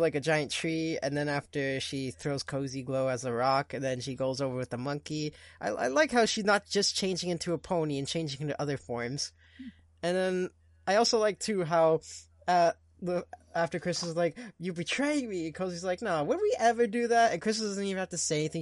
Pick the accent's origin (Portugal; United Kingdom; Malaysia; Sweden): Portugal; first language Portuguese; English is a second language; now in Canada; I am Canadian, but I'm also Portuguese